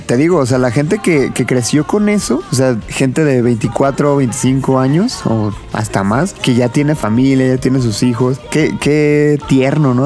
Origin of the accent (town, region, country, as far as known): Mexico